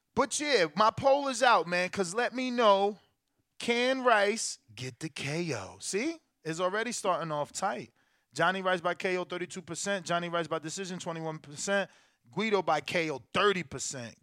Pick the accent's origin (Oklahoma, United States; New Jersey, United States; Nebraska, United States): New Jersey, United States; Newark; also born or lived in Elizabeth, New Jersey; I'm definitely from North Nork, over where the poppies be.